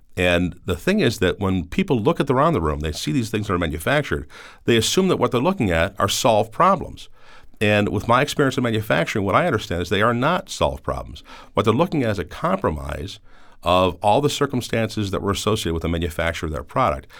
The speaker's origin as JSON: {"language": "English", "town": "Cleveland", "region": "Ohio", "country": "United States", "tie": "born or raised there", "said": "a kid growing up in Cleveland"}